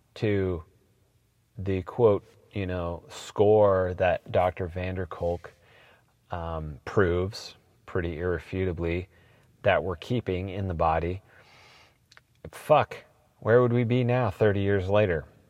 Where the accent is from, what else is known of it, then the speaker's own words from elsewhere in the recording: Portland, Oregon, United States; I am from Portland, born and raised, seventh generation